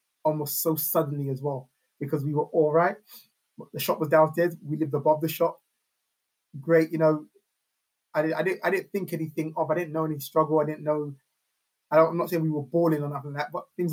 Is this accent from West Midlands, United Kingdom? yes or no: no; London, United Kingdom; also born or lived in Neasden / Kilburn / Kingsbury / Camden; I was born at Hammersmith Hospital. So I grew up around North West to West London